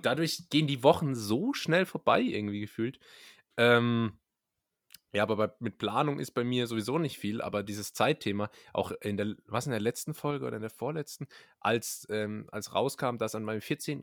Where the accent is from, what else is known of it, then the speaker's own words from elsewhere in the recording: Berlin, Germany; Als echte Berliner